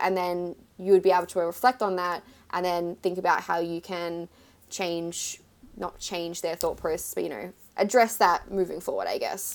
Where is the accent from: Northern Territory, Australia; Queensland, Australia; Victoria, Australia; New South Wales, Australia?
Victoria, Australia; Melbourne; moved away as an adult; now in New York City, United States; I am an Aussie and I live in New York City